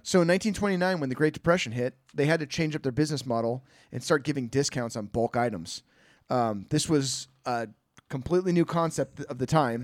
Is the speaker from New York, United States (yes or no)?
no; Bay Area, California, United States; I'm from the Bay Area